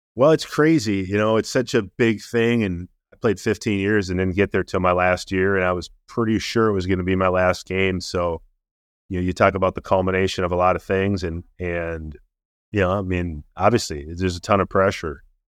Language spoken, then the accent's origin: English; Minnesota, United States; also born or lived in Baltimore; got to play eleven years for my hometown team